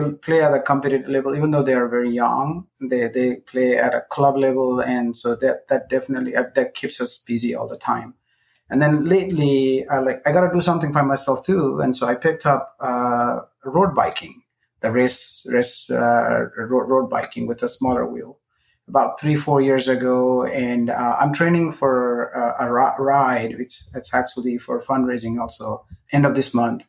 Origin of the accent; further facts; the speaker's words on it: Nepal; English is a second language; moved away as an adult; also born or lived in India / Austin, Texas; now in United States; I'm originally from Nepal